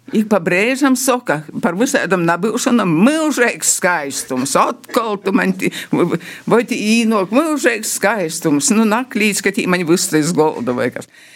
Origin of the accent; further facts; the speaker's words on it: Latgale, Latvia; accent: Latgalian; mēs runājam latgaliski.